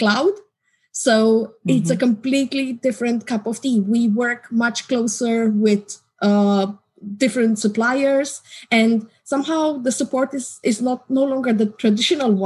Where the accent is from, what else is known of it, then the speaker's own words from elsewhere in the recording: Romania; now in Czech Republic; Currently in the Czech Republic. I am originally from Romania